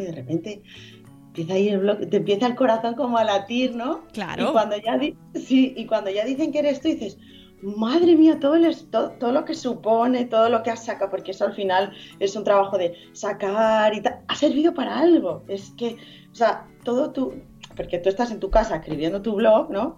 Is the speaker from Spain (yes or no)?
yes; Madrid, Community of Madrid, Spain; now in Estepona, Spain; yo soy de Madrid, pero bueno, vivo en Estepona